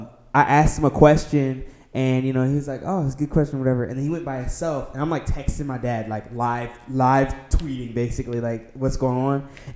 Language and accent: English; Detroit, Michigan, United States; I'm from Detroit